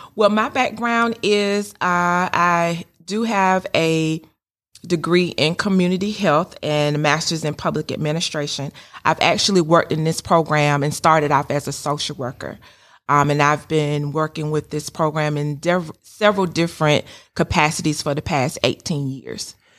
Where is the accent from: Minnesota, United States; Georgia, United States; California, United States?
Georgia, United States; Sandersville; moved away as an adult; also born or lived in Macon, Georgia; now in Kennesaw, United States; I'm originally from Sandersville, Georgia